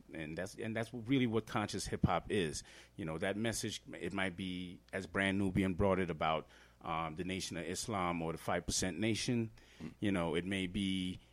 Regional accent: Trinidad & Tobago; now in Denver, United States; I grew up in Trinidad, and we don't talk like that.

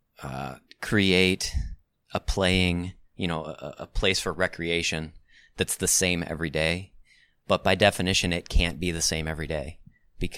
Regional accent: Ohio, United States; moved away; I was born and raised in Ohio.

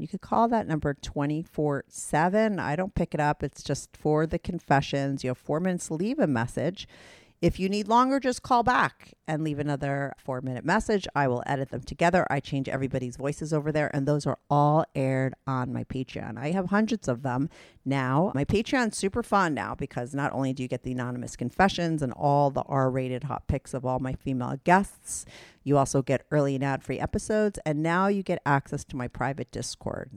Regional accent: New York, United States; I'm a New Yorker

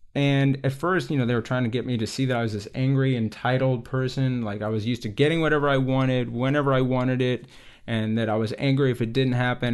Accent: Texas, United States; I grew up in Texas

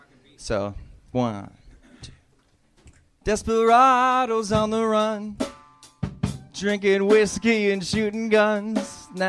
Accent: Long Beach, California, United States; so I'm from Long Beach, California. Drove all the way up here to see Kill Tony.

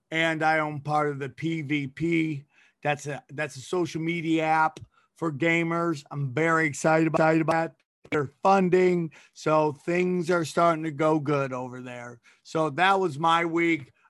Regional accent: Cortland, New York, United States; born there; Uh, I was born in New York.

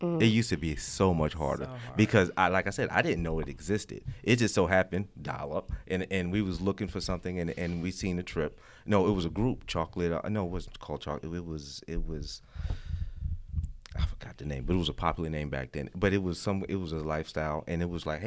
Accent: New York City, New York, United States; I'm from New York. I'm from Brooklyn

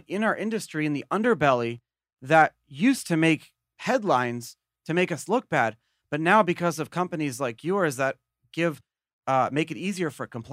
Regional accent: United States; as an American

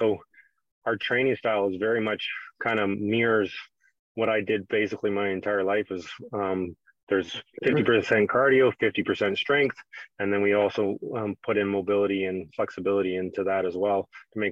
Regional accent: Canada; my background being a Canadian kid was hockey

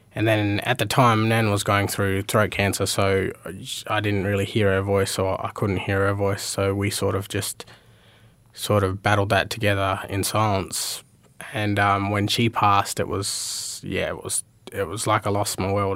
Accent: Meekatharra, Western Australia, Australia; moved away; also born or lived in Port Hedland / Mount Magnet; I was I was born in Port Hedland, um, raised in Meekatharra and Mount Magnet, and then I spent, uh, came here and spent about, uh, twelve years or thirteen years here now.

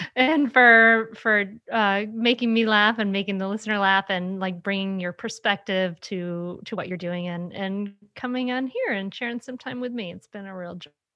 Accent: Rhode Island, United States; now in Delaware, United States; I grew up in Rhode Island, the smallest state, and now I live in Delaware, the second smallest state

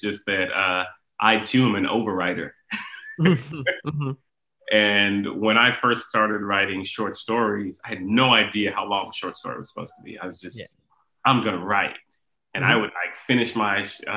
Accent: Houston, Texas, United States; I grew up in Houston

